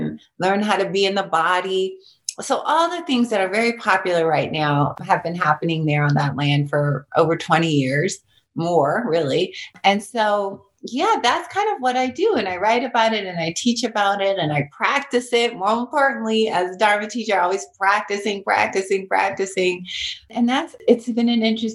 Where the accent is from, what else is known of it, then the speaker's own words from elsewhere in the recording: Long Beach, California, United States; I grew up in East Long Beach and it was all this chaos